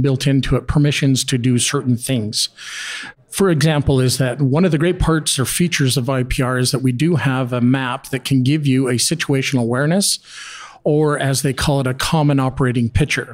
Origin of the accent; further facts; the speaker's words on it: Calgary, Alberta, Canada; I'm from Calgary where they had a major flood in 2013